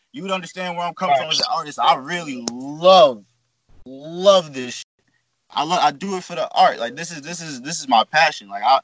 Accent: Shinnecock Reservation, Long Island, New York, United States; I'm from the Shinnecock Reservation. That's on Long Island, New York

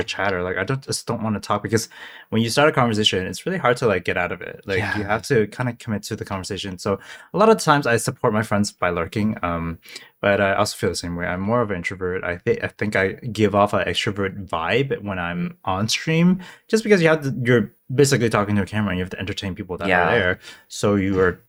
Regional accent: Hong Kong; moved away; I'm from Hong Kong.

